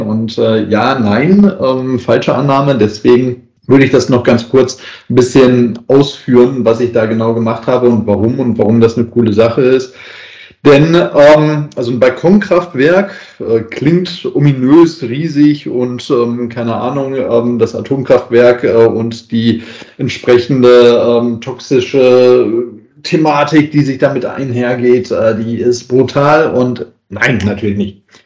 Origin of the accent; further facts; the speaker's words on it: Essen, North Rhine-Westphalia, Germany; now in Southern Germany; in meiner alten Heimatstadt äh, mal gegeben hat, ähm, also in Essen